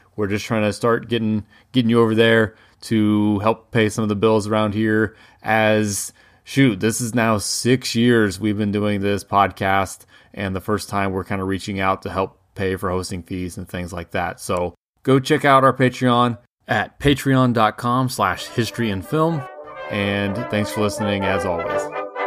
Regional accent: Colorado, United States; I was born in Colorado

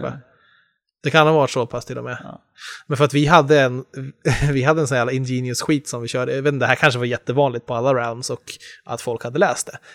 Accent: Enköping, Uppsala County, Sweden; moved away; jag hade alla mina kompisar hemma i Enköping

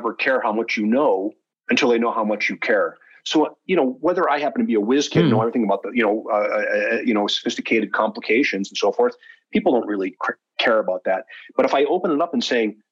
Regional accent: near Buffalo, New York, United States; moved away as an adult; I grew up in New York State, but, you know, near to Buffalo.

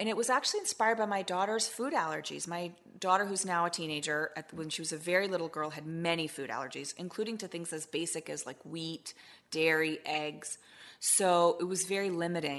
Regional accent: Washington, District of Columbia, United States; also born or lived in France; growing up in Washington, D.C., where I grew up

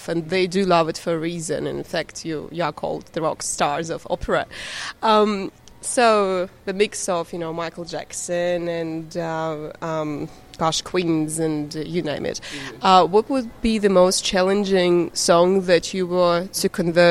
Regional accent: Russia; now in New Zealand; I'm from Russia originally

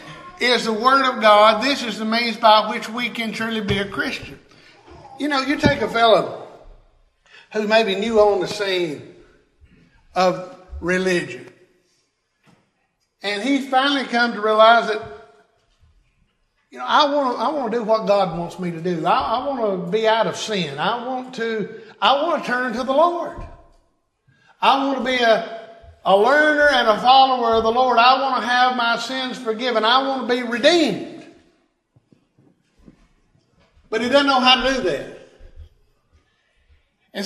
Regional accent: Tennessee, United States; I'm a Tennessean, right? I'm of Tennessee. I'm from Tennessee

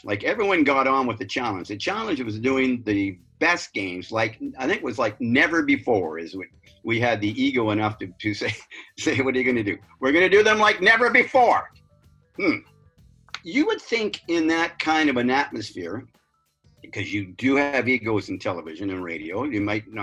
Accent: Vancouver, British Columbia, Canada; in my country, as it turned out, in my hometown.

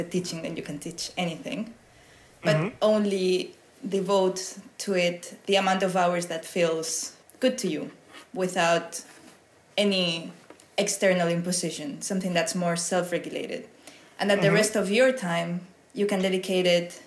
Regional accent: Spain; moved away; I come from Spain, it's sunny, warm

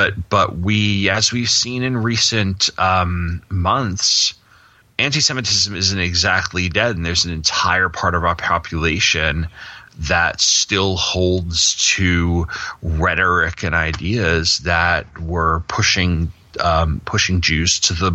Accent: Long Island, New York, United States; moved away; I grew up on Long Island.

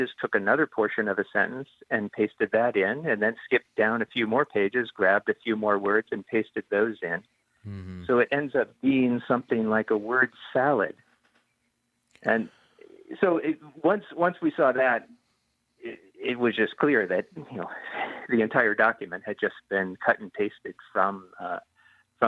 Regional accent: United States; I'm a linguist, you know, born and raised in Lower 48

